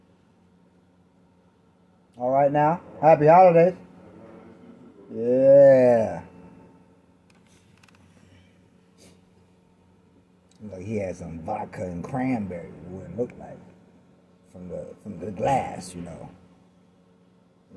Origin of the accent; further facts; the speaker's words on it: New York City, New York, United States; moved away; I'm originally from New York City